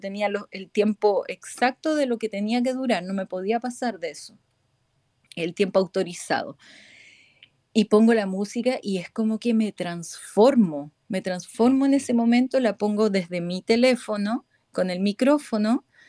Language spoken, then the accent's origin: Spanish; Chile; moved away as an adult; now in Spain; Me vine a España desde Chile